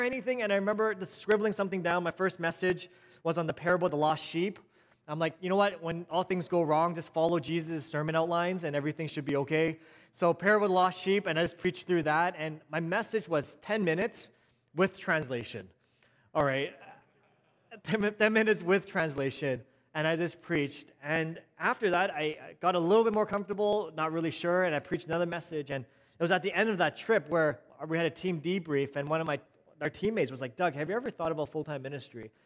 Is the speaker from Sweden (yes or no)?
no; Vancouver, British Columbia, Canada; A city boy born in Vancouver, born and raised in Vancouver